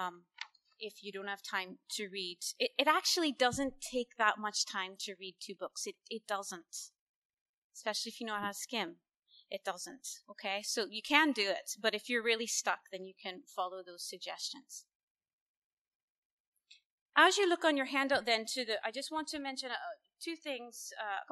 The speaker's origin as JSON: {"language": "English", "country": "United States", "said": "as an American"}